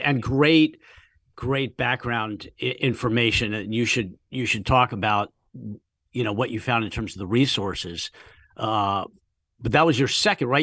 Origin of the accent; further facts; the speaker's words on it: United States; moved away; I grew up in the D C suburbs